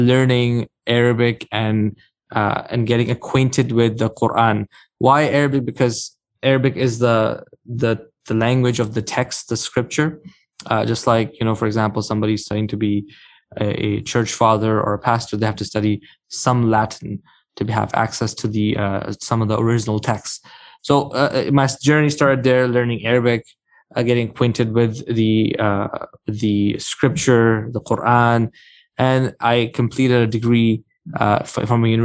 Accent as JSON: {"language": "English", "town": "Mississauga", "region": "Ontario", "country": "Canada", "tie": "born or raised there", "also_born_or_lived": "Karachi, Pakistan / Waterloo, Canada", "lives_now": "London, Canada", "said": "I grew up in the Mississauga area, went to high school there"}